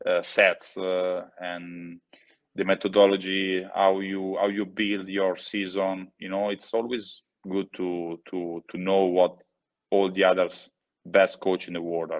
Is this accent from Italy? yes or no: yes; Italy; And at home, it doesn't mean like in my childhood house or in my hometown, but home it means Italy.